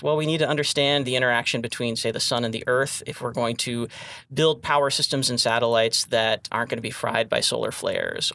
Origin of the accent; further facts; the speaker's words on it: Flint, Michigan, United States; moved away as an adult; I grew up uh, in the Flint area in Michigan